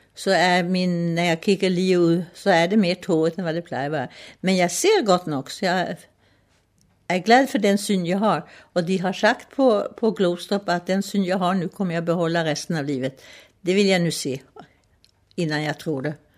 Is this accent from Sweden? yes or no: yes; Stockholm, Stockholm County, Sweden; Danish is a second language; moved away as an adult; now in Rungsted, Denmark; Jeg er født i Stockholm i 1928